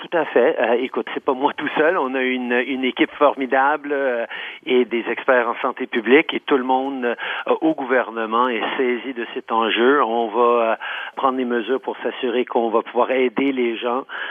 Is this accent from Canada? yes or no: yes; Canada; en tant que Canadien